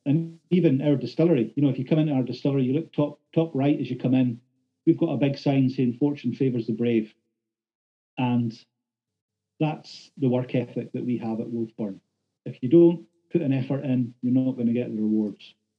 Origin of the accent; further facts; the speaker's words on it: Thurso, Scotland, United Kingdom; as a local lad, done good, born and bred in Thurso